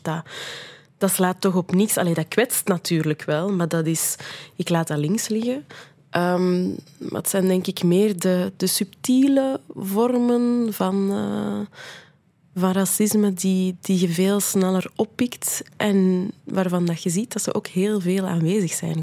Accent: Brussels, Brussels-Capital Region, Belgium; ik ben een Brusselaar, ik ben tweetalig opgevoed, ik spreek Nederlands, ik spreek Frans

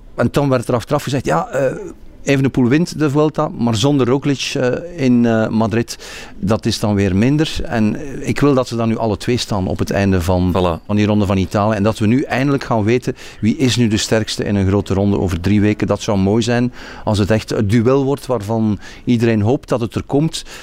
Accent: Belgium

